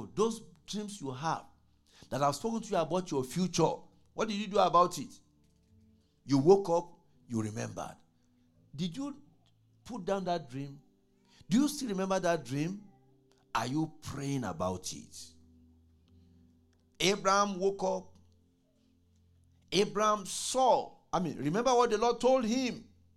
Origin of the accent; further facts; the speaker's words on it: Nigeria; moved away as an adult; when I was growing up in Nigeria